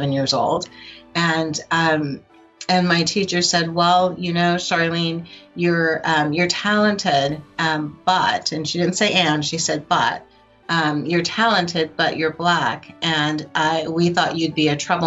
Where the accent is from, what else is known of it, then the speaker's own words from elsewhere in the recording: Albuquerque, New Mexico, United States; also born or lived in Oakland, California; my mother moved me to Albuquerque, New Mexico, of all places. And from there, you know, I went to high school in Albuquerque